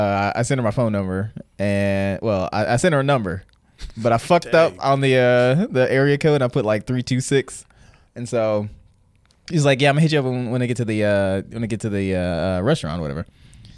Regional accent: Boston, Massachusetts, United States; yeah, I'm from Boston.

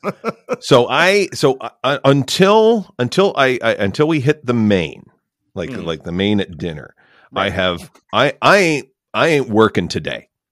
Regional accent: Canada; as a Canadian

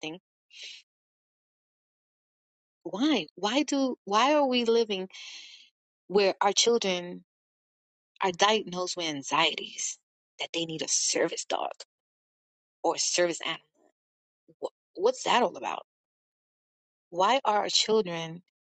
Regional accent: New York City, New York, United States; I'm from New York City. We don't talk to anyone.

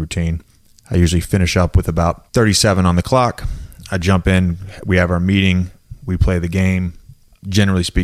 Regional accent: Virginia, United States; moved away; I grew up in Virginia.

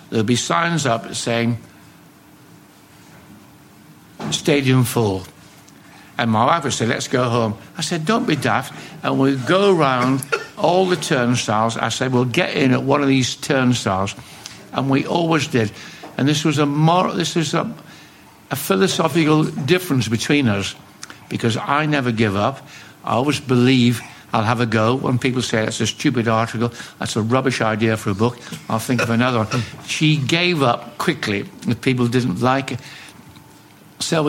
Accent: Carlisle, North West England, United Kingdom; also born or lived in Scotland / Dumfries / Glasgow; Growing up in Carlisle, I followed Carlisle United

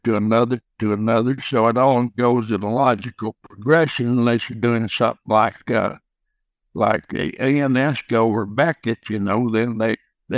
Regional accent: West Texas, United States; growing up in West Texas

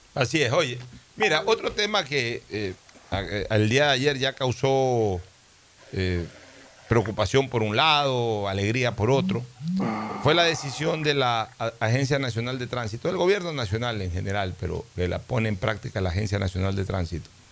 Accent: Guayaquil, Guayas, Ecuador; yo soy un guayaquileño criado al calor del puerto

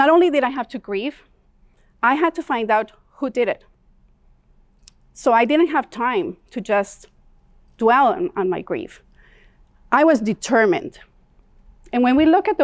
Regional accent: Tegucigalpa, Francisco Morazán, Honduras; English is a second language; moved away as an adult; now in Calgary, Canada; I grew up in Tegucigalpa, Honduras

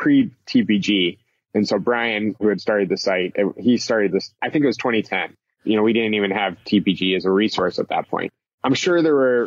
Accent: Philadelphia, Pennsylvania, United States; moved away as an adult; also born or lived in Columbia, Missouri; I'm from the Philadelphia area

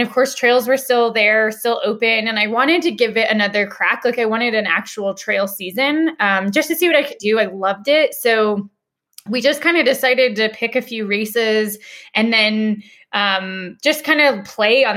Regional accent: Denver, Colorado, United States; I'm a born and raised native Coloradoan. I'm from Denver.

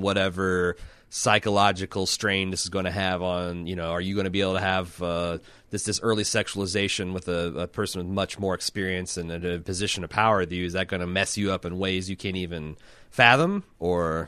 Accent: Midwest, United States; I'm from the Midwest, uh, one of the last bastions of drive-in cinema.

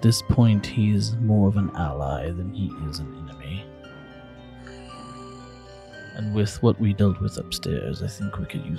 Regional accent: Ireland; I am Irish, so I am.

